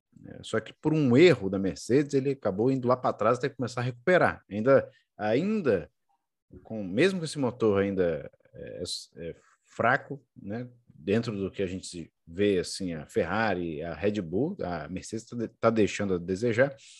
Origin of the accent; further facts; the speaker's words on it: Brazil; nós somos brasileiros